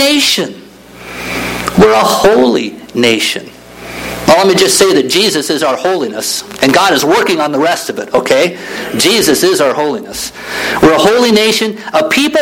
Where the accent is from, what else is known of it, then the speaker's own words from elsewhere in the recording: Midwest, United States; I grew up in the Midwest.